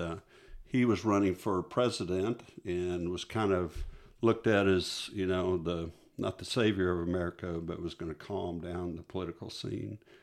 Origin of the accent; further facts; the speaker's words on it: Midland, Texas, United States; moved away as an adult; also born or lived in Odessa, Texas; I'm a West Texas boy, and, um, So I grew up out in, I grew up, I was born in Odessa, Texas, and then raised in Midland